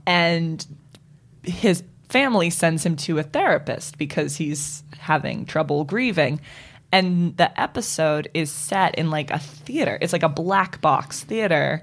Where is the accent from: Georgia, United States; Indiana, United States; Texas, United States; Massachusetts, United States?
Massachusetts, United States; Boston; growing up in Boston